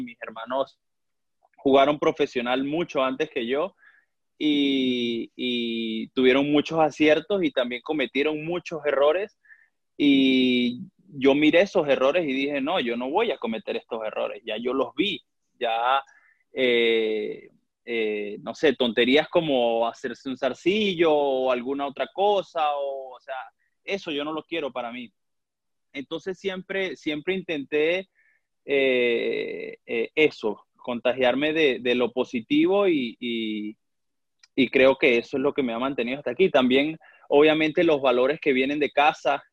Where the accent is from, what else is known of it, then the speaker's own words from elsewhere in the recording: Valera, Trujillo, Venezuela; moved away as an adult; also born or lived in Táchira, Venezuela; now in Grozny, Russia; yo nací en, Valera, Estado Trujillo.